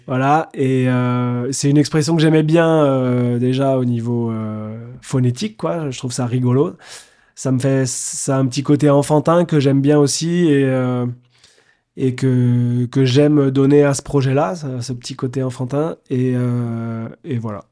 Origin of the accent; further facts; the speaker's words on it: Nantes, Pays de la Loire, France; moved away; j'étais nantais à l'époque, parce que je suis né à Nantes